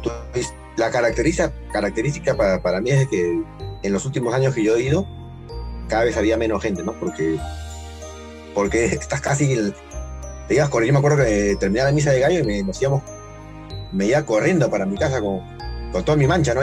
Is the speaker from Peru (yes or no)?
yes; Lima, Peru; somos de Chorrillo, de Lima